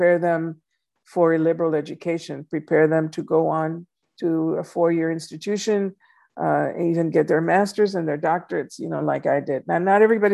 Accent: Laredo, Texas, United States; moved away as an adult; also born or lived in San Antonio, Texas / Houston, Texas; my hometown of Laredo

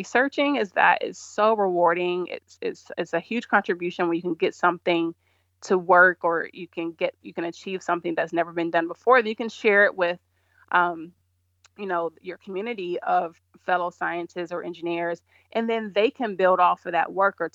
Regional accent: Georgia, United States; moved away as an adult; also born or lived in California; I grew up in Georgia

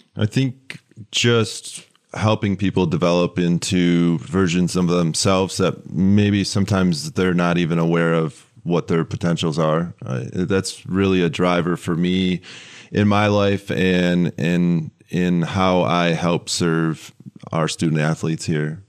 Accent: West Michigan, United States; moved away as an adult; now in Lansing, United States; I grew up in West Michigan.

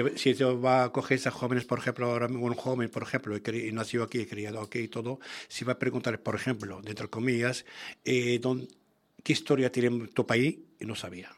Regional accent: Tangier and Tetouan, Tanger-Tetouan-Al Hoceima, Morocco; first language Arabic; Spanish is a second language; now in Spain; Tánger y Tituán, es una antiguamente es una corona española, y todavía hasta ahora tenemos una, hay algo palabras, hablamos muy diferente que la gente

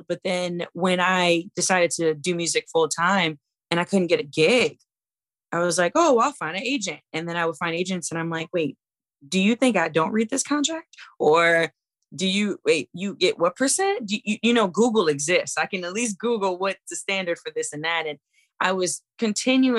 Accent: New Orleans, Louisiana, United States; born and raised in New Orleans, Louisiana.

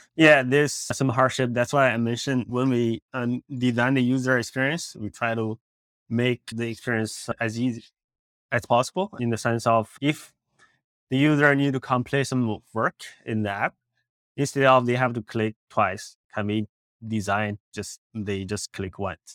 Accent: Beijing, China; moved away as an adult; also born or lived in India; now in Los Angeles, United States; I grew up in Beijing, China. I, uh, did my high school, college there

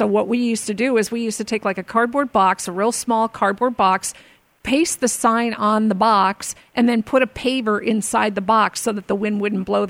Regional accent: Arizona, United States; born or raised there

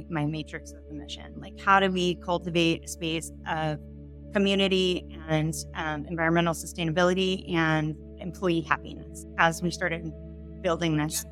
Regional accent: San Diego, California, United States; I grew up in San Diego

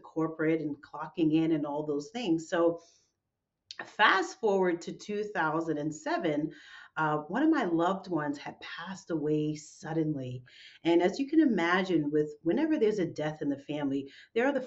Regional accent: New York City, New York, United States; my hometown of New York City

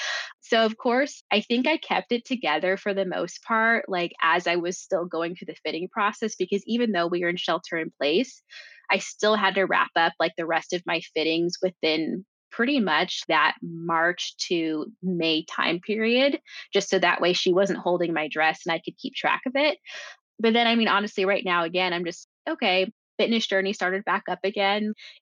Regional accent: Jamaica; in addition to having the wedding in my home country, but being able to really focus on the food and all of the things that I know we love and grow up with and usually have. There is one tradition is our Jamaican black cake.

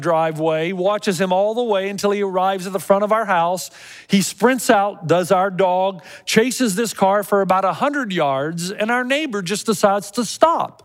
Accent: Tennessee, United States; when I was growing up in Tennessee

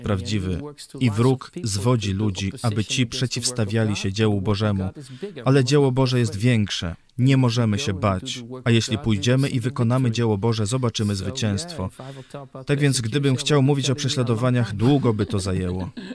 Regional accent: Netherlands; moved away; Mieszkaliśmy w małym uh, holenderskim miasteczku

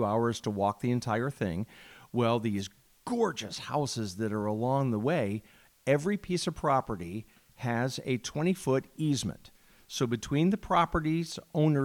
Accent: Illinois, United States

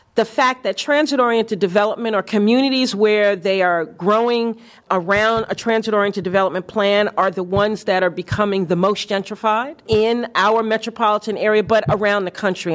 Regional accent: New York, United States; moved away as an adult; the Harlem that I grew up

